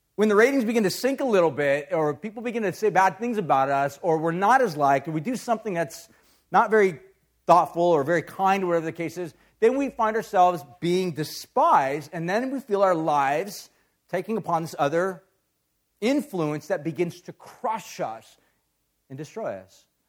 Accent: Huntington Beach, California, United States; I grew up in Orange County, so I grew up in Huntington Beach

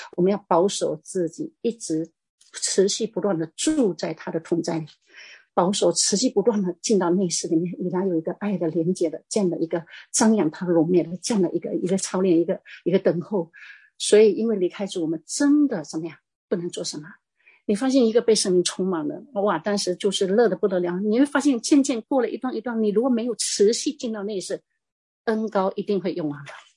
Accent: Fujian, China; 我是，我是福建的

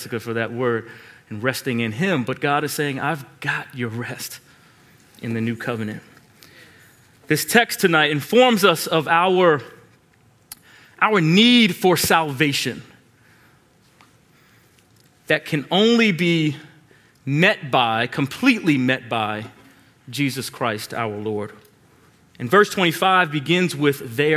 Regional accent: Long Island, New York, United States; moved away; I grew up in Long Island

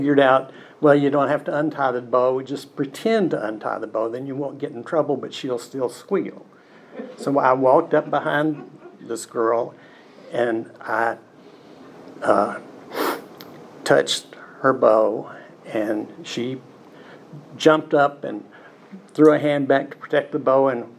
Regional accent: Cookeville, Tennessee, United States; also born or lived in Macon, Georgia; we wound up in Cookeville, and that's where I grew up

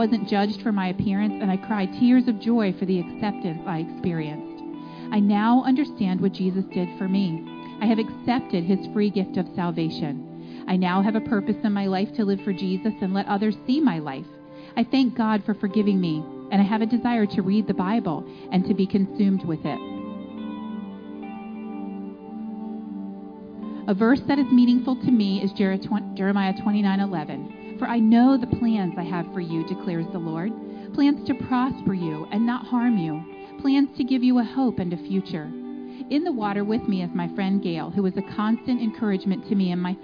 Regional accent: Lancaster County, Pennsylvania, United States; I was born and raised in Lancaster County

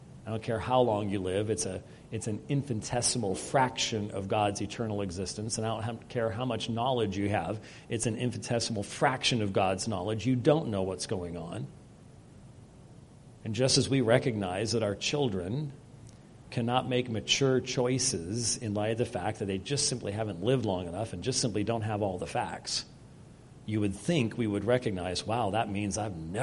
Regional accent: Scotland, United Kingdom; as a Scotsman

